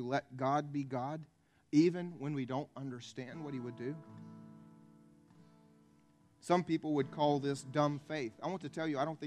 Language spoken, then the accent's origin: English; the Bible Belt, United States; I was raised here in the Bible Belt